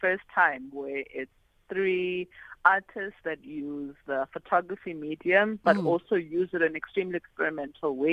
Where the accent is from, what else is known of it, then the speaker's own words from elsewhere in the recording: South Africa; a South African Black female photographer